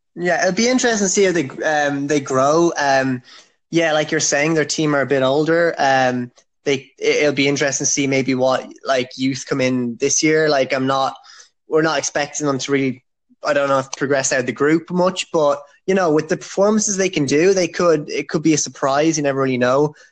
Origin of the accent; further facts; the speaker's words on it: Ireland; I'm from Ireland.